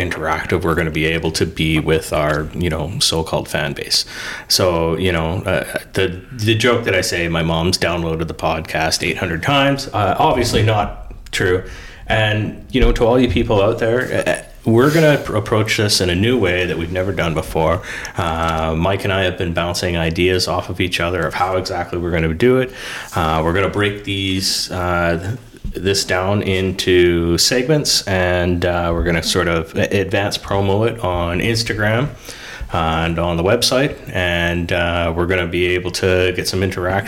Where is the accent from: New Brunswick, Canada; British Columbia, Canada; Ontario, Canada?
British Columbia, Canada; Vancouver Island; I grew up on the island out here